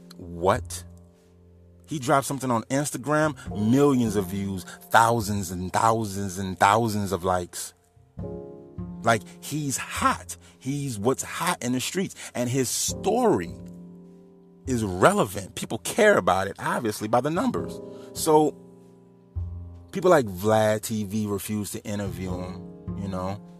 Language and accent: English; New Orleans, Louisiana, United States; moved away as an adult; now in Homer, United States; I'm from New Orleans